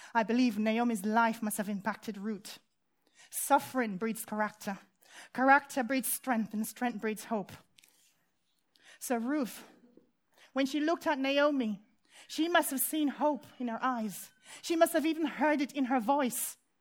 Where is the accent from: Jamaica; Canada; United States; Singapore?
Jamaica; moved away; when I was a child growing up in Jamaica